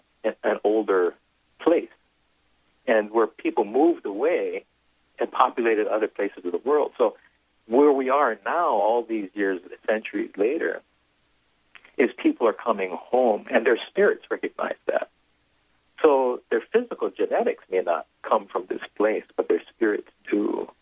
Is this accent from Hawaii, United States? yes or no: yes; Hawaii, United States; those that identify ourselves as Hawaiian, Kamaka Maoli